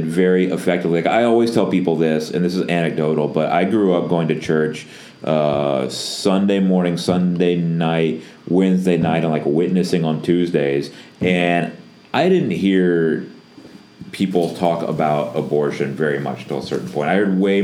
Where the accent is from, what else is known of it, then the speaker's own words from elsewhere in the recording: Northwest Florida, United States; I'm from Northwest Florida